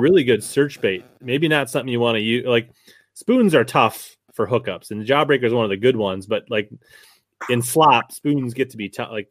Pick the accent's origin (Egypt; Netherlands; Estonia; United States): United States; Minnesota; I'm from Minnesota